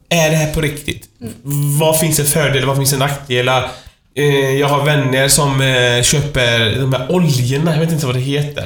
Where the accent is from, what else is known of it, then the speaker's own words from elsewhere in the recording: Iran; now in Sweden; mitt hemland Iran